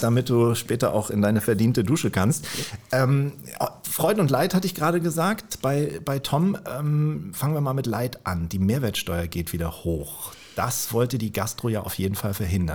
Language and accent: German; Kiel, Schleswig-Holstein, Germany; als gebürtiger Kieler